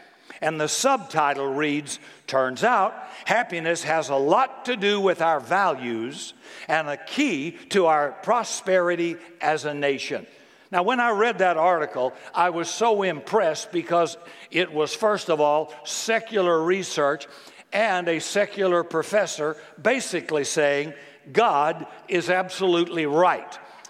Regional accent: Seattle, Washington, United States; which one of my values, learned during my growing up in Seattle and practiced during my career as a university professor, were the most conducive to my happiness.

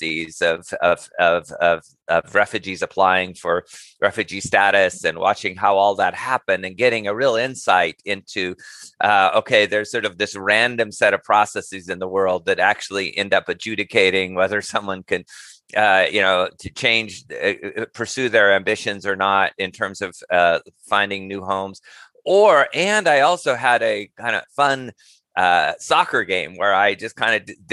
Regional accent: rural Montana, United States; moved away as an adult; I'm American, obviously, was somewhat lucky in the sense that I was born in and raised in a very small ranching community in rural Montana

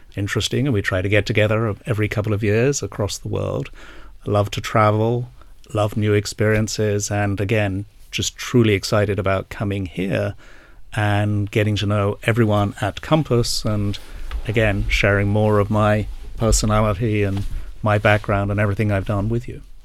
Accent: England, United Kingdom; moved away as an adult; also born or lived in Asia; now in New Jersey, United States; I uh, did indeed grow up in England, um, but have not lived here for 20 years

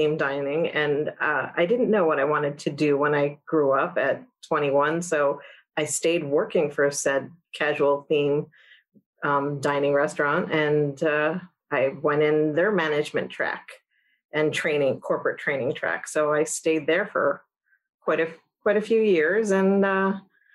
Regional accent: Old Bridge, New Jersey, United States; moved away as an adult; also born or lived in New Brunswick, New Jersey / Florida; I am a Jersey girl from the start. So I grew up in central New Jersey in Old Bridge

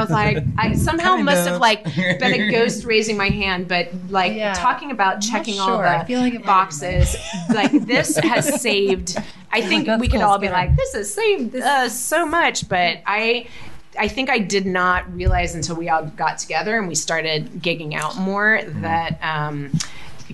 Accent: Atlanta, Georgia, United States; moved away; also born or lived in Florida / New Orleans; I am from Atlanta, born and raised in the South

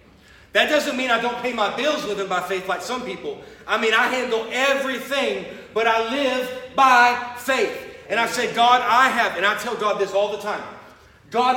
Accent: Houston, Texas, United States; moved away as an adult; now in Florida, United States; I was raised in Houston my first 19 years, but now I've been in Florida for a while

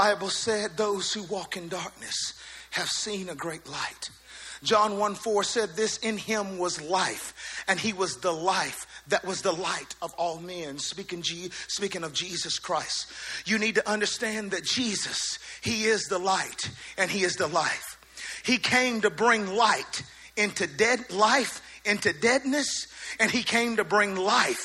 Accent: the South, United States; accent: southern; my southern accent

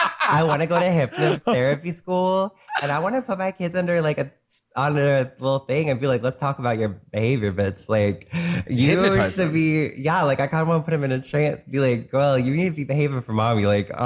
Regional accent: North Carolina, United States; I'm from North Carolina, bitch. I'm from the South. My family is Southern. I'm Southern as fuck. I just don't have the accent fully, but my family is.

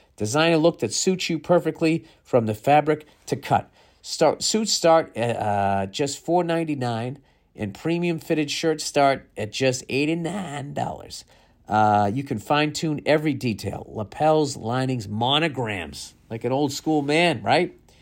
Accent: United States; being an American

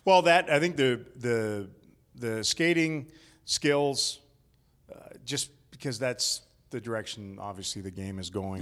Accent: Canada; as a Canadian

